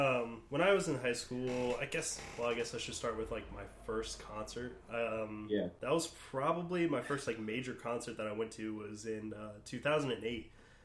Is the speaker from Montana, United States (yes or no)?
no; Fredericktown, Ohio, United States; where I grew up in Fredericktown.